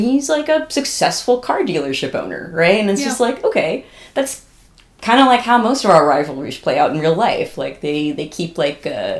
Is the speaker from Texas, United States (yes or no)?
no; Northern California, United States; I think both of us are from California. We're from Northern California